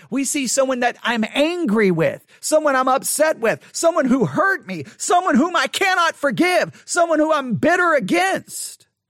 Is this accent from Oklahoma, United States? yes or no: no; Texas, United States; accent: Southern; growing up in the South